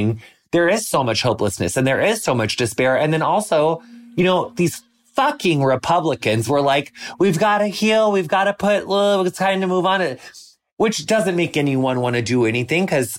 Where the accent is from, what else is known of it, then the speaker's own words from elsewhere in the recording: United States; public school growing up in the United States